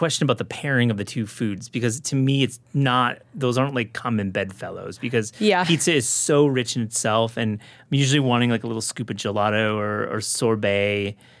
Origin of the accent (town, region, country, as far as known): West Michigan, United States; born or raised there; now in New York, United States